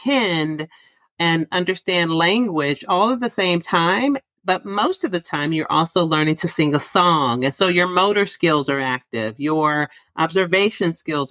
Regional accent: San Francisco, California, United States; I grew up in San Francisco

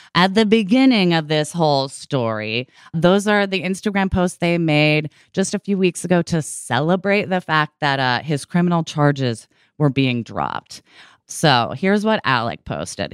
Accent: Oregon, United States; moved away as an adult; also born or lived in California; I was born and raised in Oregon.

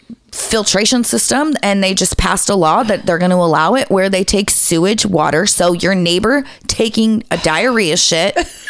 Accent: United States; Like, I'm American

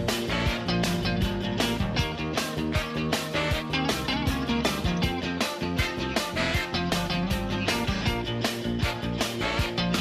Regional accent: Graham, North Carolina, United States; Hall River, that's a little town just north of my hometown of Graham, North Carolina.

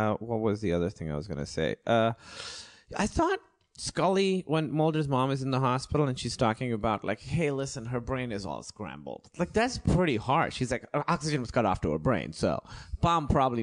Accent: Pakistan; moved away; I'm from Pakistan.

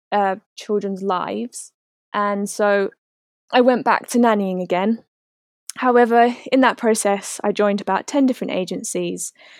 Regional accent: New Zealand; moved away as an adult; now in United Kingdom; about 4 years ago now, I moved from New Zealand to the UK to be with my boyfriend.

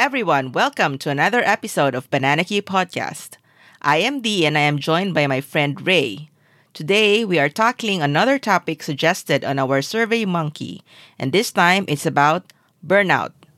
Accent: Philippines; Being Filipino

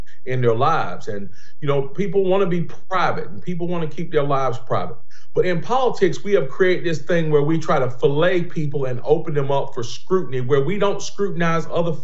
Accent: Greensboro, North Carolina, United States; born and raised in Greensboro, North Carolina

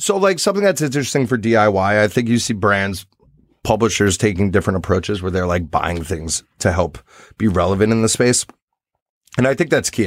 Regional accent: New York, United States; for me as a New Yorker

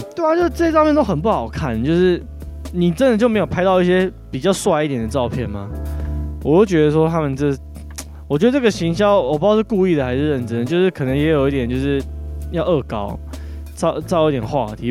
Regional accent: Taoyuan, Taiwan; 因为我是桃园人

